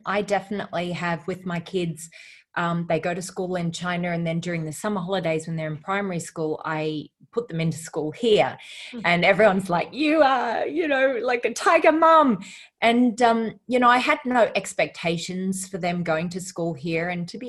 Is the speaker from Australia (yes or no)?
yes; Australia; Yeah. Well, I think my family moved around quite a bit with my father's work.